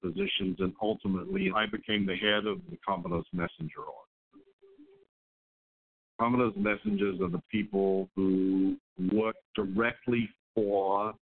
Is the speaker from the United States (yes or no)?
no; Australia; I grew up in Australia